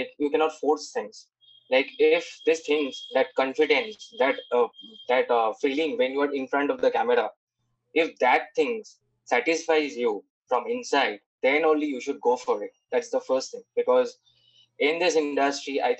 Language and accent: English; Kolkata, West Bengal, India; I hail from Kolkata